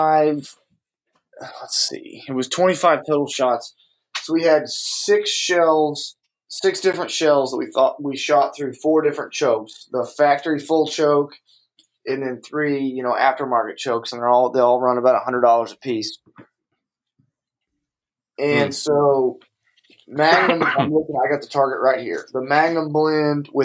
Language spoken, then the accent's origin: English; Indiana, United States; growing up in Indiana